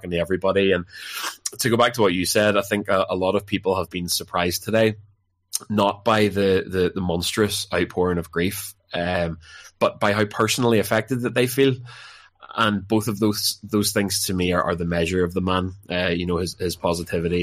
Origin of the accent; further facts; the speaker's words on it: Larne, Northern Ireland, United Kingdom; I'm a big fan of my hometown club, Larne FC